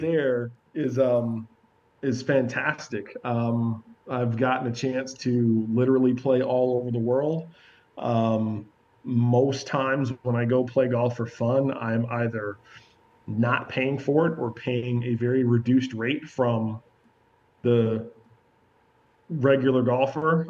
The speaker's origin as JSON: {"language": "English", "region": "Georgia", "country": "United States", "said": "we're all three from Georgia"}